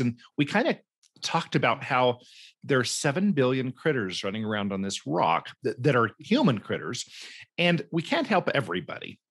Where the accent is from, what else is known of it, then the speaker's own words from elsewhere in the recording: Cumberland Plateau, Tennessee, United States; moved away; my childhood growing up in Tennessee and, uh, up on the Cumberland Plateau in a Mennonite community